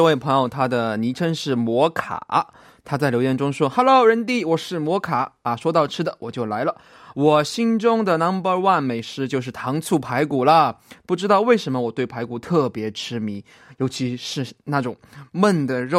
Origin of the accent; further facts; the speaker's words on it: Sichuan, China; 我最喜欢吃的家乡菜，嗯，火锅嘛，对吧？我是四川人，其实回锅肉也是